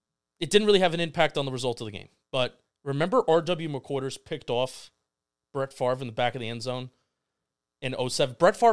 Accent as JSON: {"language": "English", "region": "New Jersey", "country": "United States", "said": "We're from Jersey."}